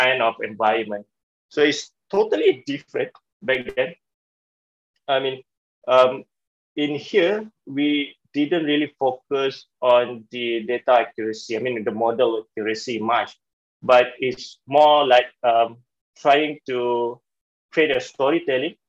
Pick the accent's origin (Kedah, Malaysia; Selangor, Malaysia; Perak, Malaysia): Selangor, Malaysia; Klang; I was born in Klang, Selangor, in one of the village. So I'm a kampung boy, a village boy